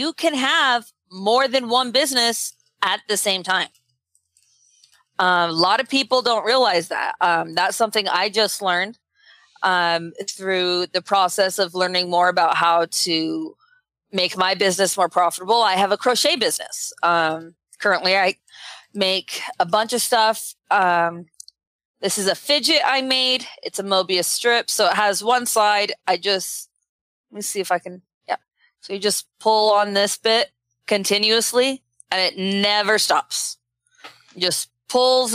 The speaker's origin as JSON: {"language": "English", "region": "Utah", "country": "United States", "said": "I'm from Utah and we don't have orange trees in Utah"}